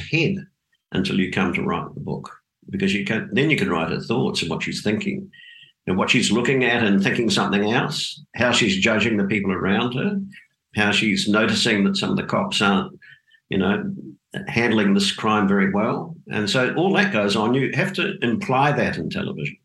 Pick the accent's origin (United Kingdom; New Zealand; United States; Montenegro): New Zealand; Dunedin, Otago; moved away as an adult; also born or lived in Auckland, New Zealand; now in Australia; I grew up in Dunedin in the South Island of New Zealand